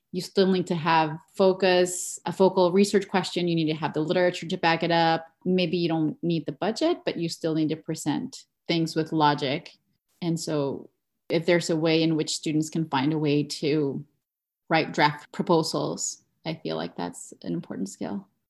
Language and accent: English; Mexico; moved away as an adult; now in New York, United States; I was born and raised in Mexico, where I achieved a B A in communications and digital media